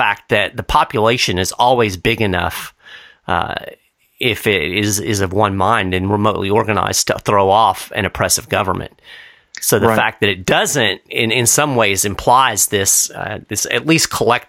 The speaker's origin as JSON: {"language": "English", "country": "United States", "said": "as an American"}